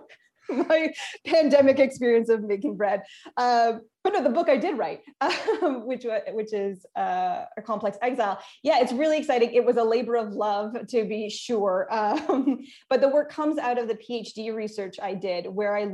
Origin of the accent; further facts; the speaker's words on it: Ottawa, Ontario, Canada; I'm from Ottawa, born and raised in Ottawa